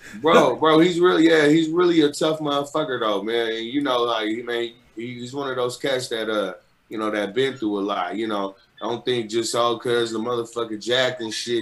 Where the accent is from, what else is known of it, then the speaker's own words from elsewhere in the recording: Sacramento, California, United States; I'm from Sacramento